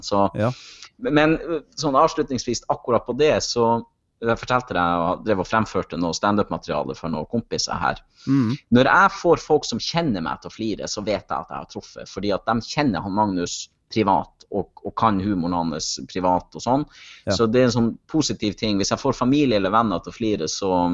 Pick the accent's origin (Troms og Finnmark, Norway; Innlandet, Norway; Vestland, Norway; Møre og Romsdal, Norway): Troms og Finnmark, Norway; Kjøllefjord; now in Hamar, Norway; Kjøllefjord, for det er jo der jeg kommer ifra